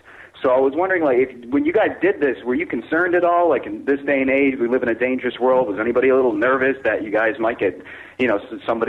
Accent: Connecticut, United States; from Connecticut.

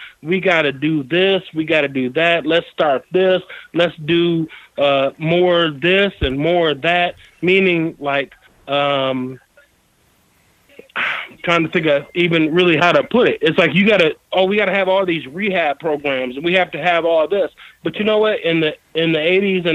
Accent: Monroe, Michigan, United States; I'm from Monroe, Michigan.

